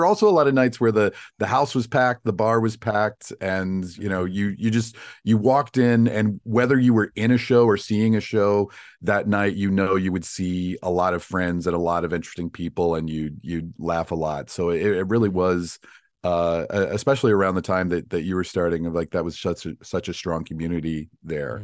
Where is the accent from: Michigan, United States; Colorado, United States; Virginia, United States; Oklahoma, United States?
Virginia, United States; moved away as an adult; also born or lived in Chicago; now in Los Angeles, United States; I'm from Virginia